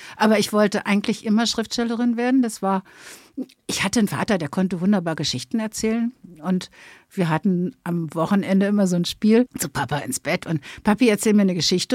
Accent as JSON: {"language": "German", "region": "Berlin", "country": "Germany", "tie": "born or raised there", "accent": "Berliner Schnauze", "said": "Ich bin Berlinerin, Westberlin geboren, habe ne, die entsprechende Berliner Schnauze"}